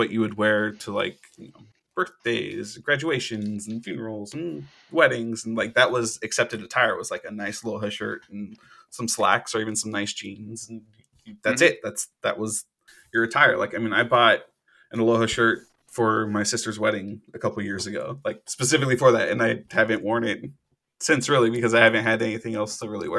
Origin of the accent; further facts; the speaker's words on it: Hawaii, United States; moved away; back when I grew up in Hawaii